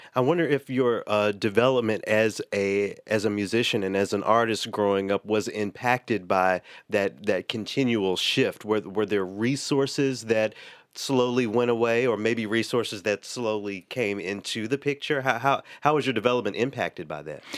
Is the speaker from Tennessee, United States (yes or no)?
yes; Memphis, Tennessee, United States; now in Twin Cities, United States; my hometown of Memphis